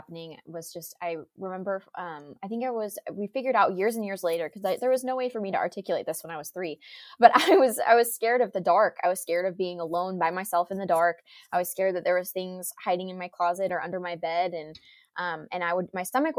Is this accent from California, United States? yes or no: yes; Folsom, California, United States; I grew up in Folsom, California